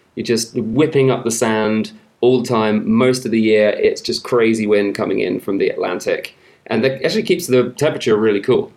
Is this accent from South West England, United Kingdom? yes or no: yes; Somerset, South West England, United Kingdom; accent: Somerset; moved away; it's actually called Somerset. That's where I come from. That's what everyone around there sounds like